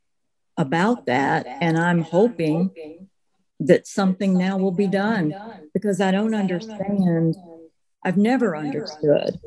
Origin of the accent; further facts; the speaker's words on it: United States; as Americans